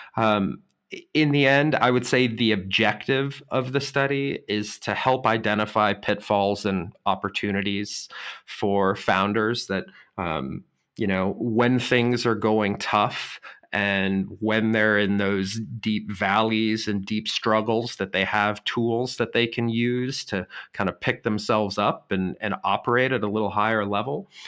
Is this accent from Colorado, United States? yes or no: yes; Boulder, Colorado, United States; moved away as an adult; now in Germany; my hometown of Boulder, Colorado